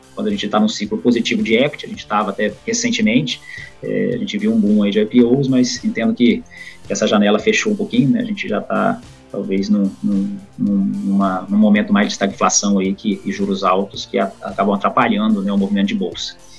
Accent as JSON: {"language": "Portuguese", "town": "Vitória", "region": "Espírito Santo", "country": "Brazil", "tie": "born or raised there", "also_born_or_lived": "São Paulo", "said": "Sou capixaba, nasci em Vitória, tenho 38 anos"}